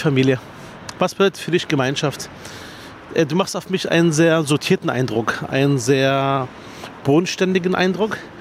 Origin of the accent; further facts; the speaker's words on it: Berlin, Germany; Ich komme aus Spandau